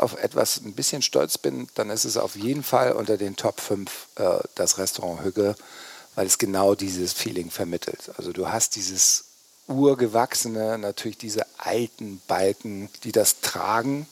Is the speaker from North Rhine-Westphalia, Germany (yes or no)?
no; Kiel, Schleswig-Holstein, Germany; ich bin tatsächlich in Kiel geboren meine Eltern äh, kommen aus Flensburg